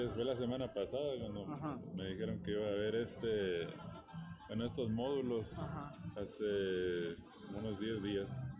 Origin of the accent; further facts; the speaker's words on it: La Hedionda, Coahuila, Mexico; yo soy de aquí de La Este